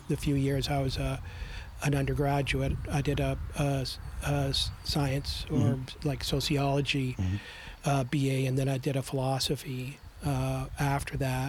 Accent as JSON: {"language": "English", "town": "Topeka", "region": "Kansas", "country": "United States", "tie": "born or raised there", "also_born_or_lived": "Ontario, Canada", "moved": "yes", "lives_now": "Canada"}